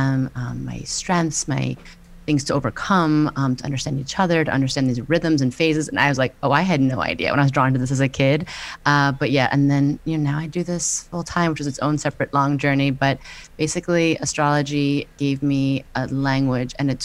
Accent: New York, United States; I'm a New Yorker

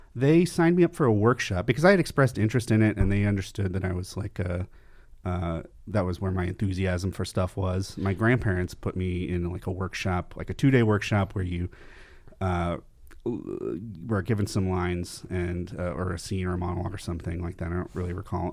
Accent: Camarillo, California, United States; I grew up in Camarillo, California, which is about an hour north of here

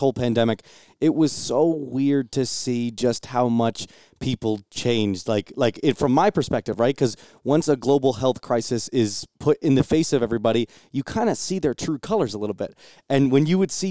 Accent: New Jersey, United States; moved away as an adult; now in Oklahoma, United States; I'm from New Jersey

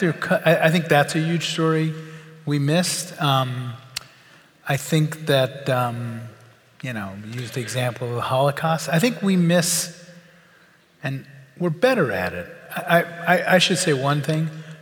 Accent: New Orleans, Louisiana, United States; I grew up in New Orleans.

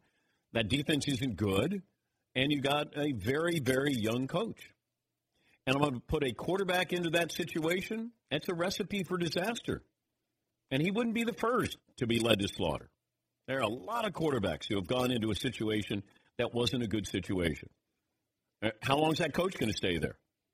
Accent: Cincinnati, Ohio, United States; I'm from Cincinnati.

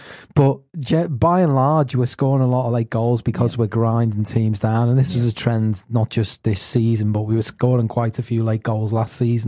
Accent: Liverpool, North West England, United Kingdom

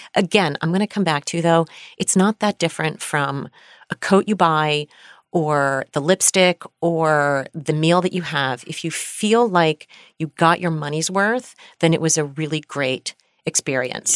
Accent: United States; we are American

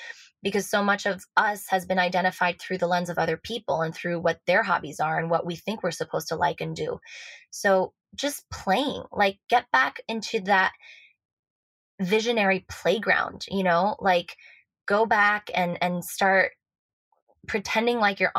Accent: Switzerland; but I know I sound American, therefore I seem American, but I was born and raised in Switzerland. My mother's Lebanese, my dad's Swiss, but he grew up between Colombia and Venezuela. So I grew up with like multiple cultures, multiple languages.

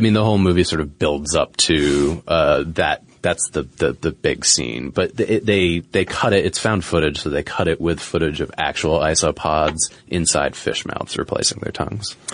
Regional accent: New England, United States; moved away; where I grew up in New England

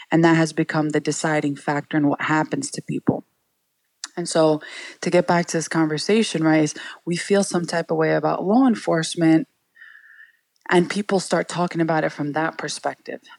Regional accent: New York City, New York, United States; We all grew up, my siblings and I, in Sunset Park, Brooklyn

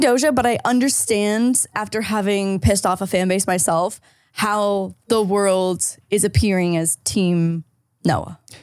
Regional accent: St. Catharines, Ontario, Canada; moved away; my hometown, Saint Catharines

